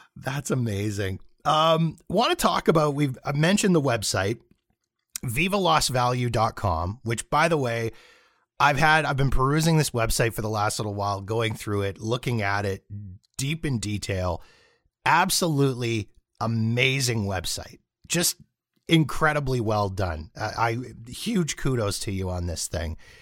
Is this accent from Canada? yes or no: yes; Canada; as a Canadian north of the border with, you know, gun control and free healthcare